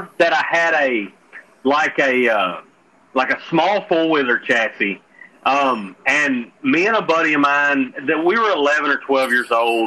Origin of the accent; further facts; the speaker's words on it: Gurdon, Arkansas, United States; I'm from Gurdon, Arkansas. There's no city here. It's all backwoods.